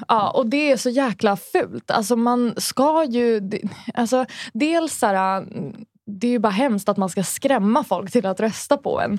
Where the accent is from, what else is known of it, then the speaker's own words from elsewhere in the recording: Sundbyberg, Stockholm County, Sweden; Hallonbergen där jag växte upp